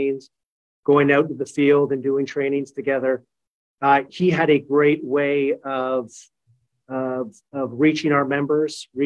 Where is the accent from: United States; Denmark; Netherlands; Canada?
Canada; moved away; I am Canadian